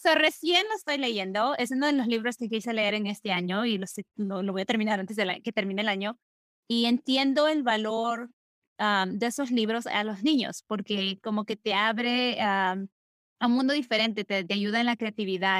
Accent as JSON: {"language": "Spanish", "region": "Lima", "country": "Peru", "tie": "born or raised there", "said": "Lima, donde nosotros, donde yo crecí"}